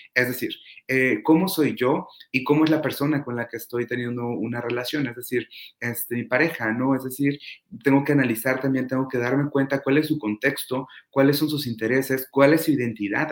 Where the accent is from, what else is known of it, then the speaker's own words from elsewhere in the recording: Toluca, State of Mexico, Mexico; now in Ensenada, Mexico; soy mexicano, nací en, el Estado de México, en la ciudad de Toluca, y actualmente radico en Ensenada, Baja California